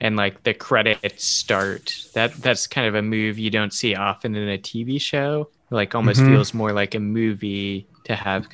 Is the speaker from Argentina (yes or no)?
no; United States; as an American